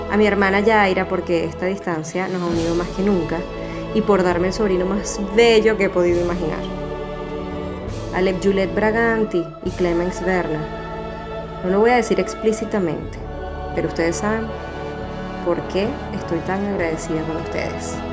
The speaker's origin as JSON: {"language": "Spanish", "country": "Venezuela", "moved": "yes", "said": "Aquí estoy y aquí estaré por un tiempo porque ya que salí de Venezuela tengo que hacer que toda esta experiencia y el sacrificio por lo menos valgan la pena."}